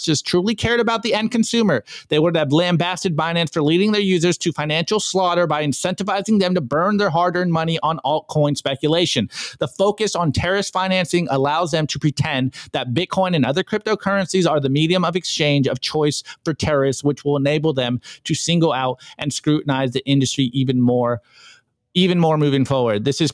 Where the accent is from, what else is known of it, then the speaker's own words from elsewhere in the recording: United States; as an American